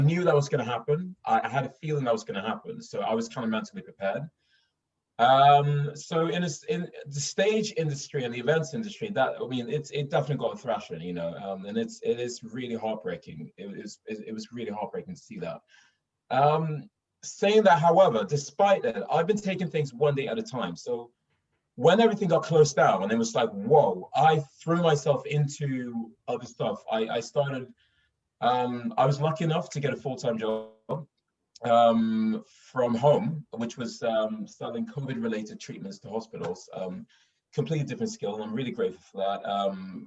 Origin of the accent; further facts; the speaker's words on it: Stockholm, Stockholm County, Sweden; accent: Stockholm; moved away as an adult; now in London, United Kingdom; I'm from Stockholm. I grew up in Stockholm